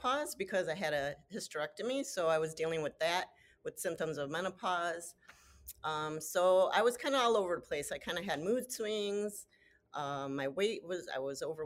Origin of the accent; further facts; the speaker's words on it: Chicago, Illinois, United States; I am born and raised in Chicago